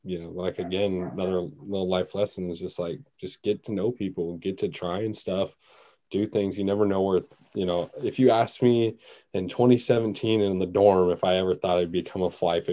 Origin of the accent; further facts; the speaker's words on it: Seattle, Washington, United States; growing up around Seattle, you know, we got a lot of urban rivers and creeks